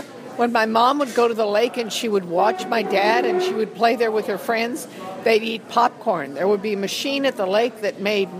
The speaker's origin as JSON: {"language": "English", "town": "San Francisco", "region": "California", "country": "United States", "tie": "born or raised there", "also_born_or_lived": "Phoenix, Arizona / Minneapolis, Minnesota", "moved": "yes", "said": "I grew up in San Francisco, which is a city right next to an ocean."}